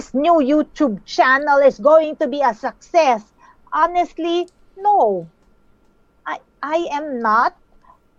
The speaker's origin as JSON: {"language": "English", "country": "Philippines", "said": "I'm from the beautiful islands of the Philippines"}